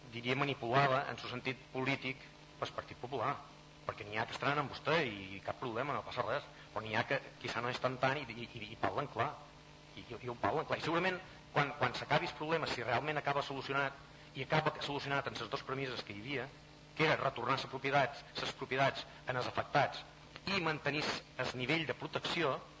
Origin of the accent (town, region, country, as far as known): Formentera, Balearic Islands, Spain